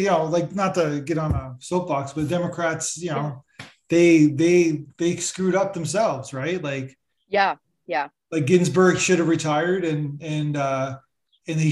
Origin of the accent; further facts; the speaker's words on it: Canada; I'm Canadian